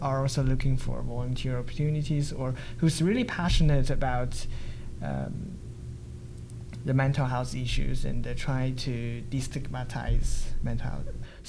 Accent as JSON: {"language": "English", "country": "China", "moved": "yes", "said": "I come from China"}